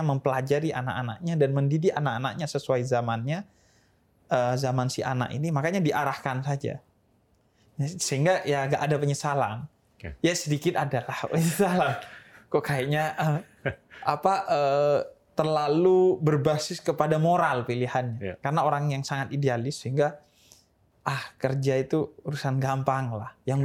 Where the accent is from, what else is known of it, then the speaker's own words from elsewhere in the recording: Bondowoso, East Java, Indonesia; Saya eh, lahir di Bondowoso, Jawa ya. Timur, bagian timur Jawa Timur